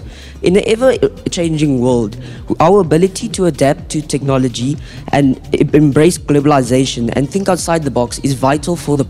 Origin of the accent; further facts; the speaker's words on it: Bloemfontein, Free State, South Africa; I've been in Grey or in Bloem my whole life.